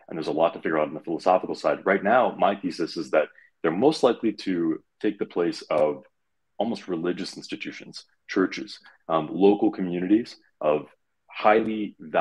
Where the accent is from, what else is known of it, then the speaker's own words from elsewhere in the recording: Detroit, Michigan, United States; I'm from the Detroit area, so it's in the blood